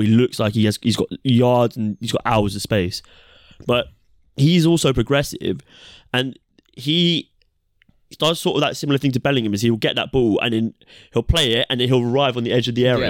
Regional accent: England, United Kingdom

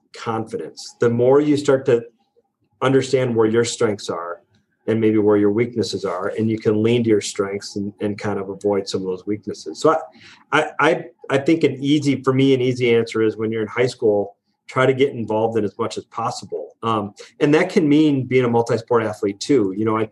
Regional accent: La Crosse, Wisconsin, United States; moved away; I grew up in Lacrosse, Wisconsin, a town of about fifty thousand people

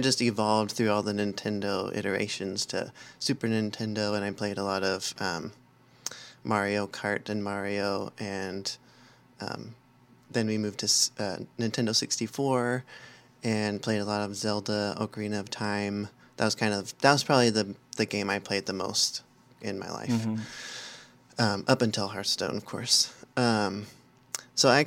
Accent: Southern California, United States; now in Portland, Oregon, United States; I grew up in Southern California, so I've never had snow at my house before

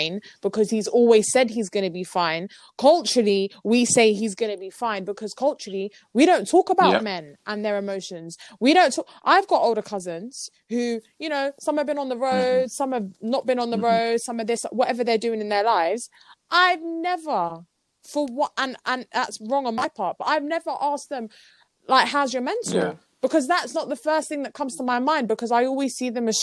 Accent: London, United Kingdom; we're born and raised in London

